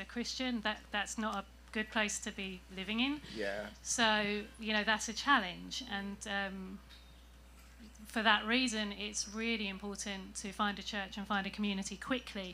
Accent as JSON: {"language": "English", "region": "England", "country": "United Kingdom", "moved": "yes", "lives_now": "San Diego, United States", "said": "I'm from England"}